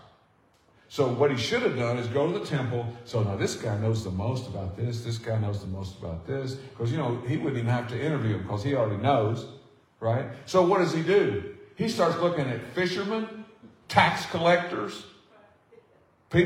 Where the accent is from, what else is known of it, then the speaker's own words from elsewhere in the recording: South Arkansas, United States; I'm from South Arkansas